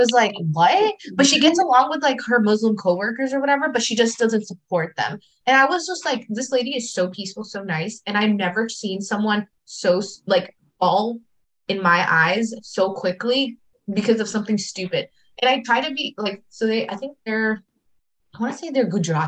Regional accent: United States; I'm very American

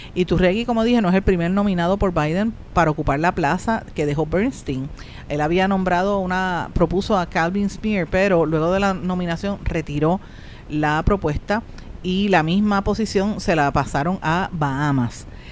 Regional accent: Puerto Rico; los que nos quedamos

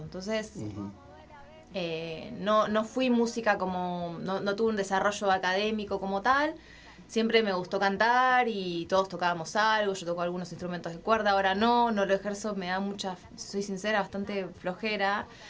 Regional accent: Neuquén, Argentina; moved away as an adult; also born or lived in Buenos Aires; now in Mexico; Yo me fui de Neuquén a los 18 años

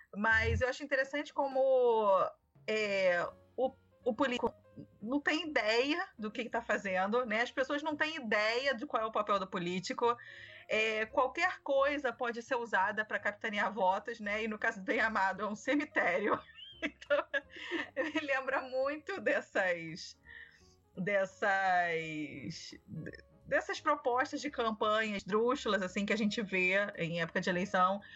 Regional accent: Rio de Janeiro, Brazil; eu moro em Jacarepaguá, nasci, cresci aqui em Jacarepaguá, vivo aqui até hoje

